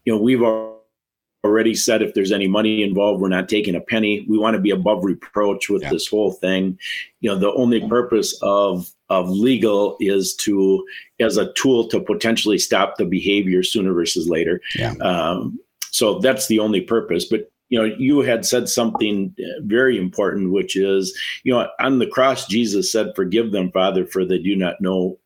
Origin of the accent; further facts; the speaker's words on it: Wisconsin, United States; I'm from Wisconsin.